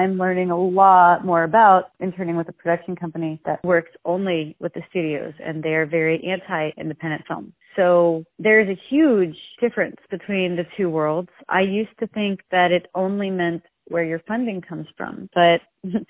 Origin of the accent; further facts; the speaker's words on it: South Florida, United States; moved away; we're all from South Florida